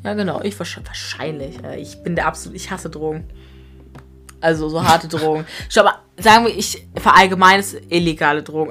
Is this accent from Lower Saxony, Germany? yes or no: yes; Grasberg, Lower Saxony, Germany; wir sind ja auch seit klein auf damit aufgewachsen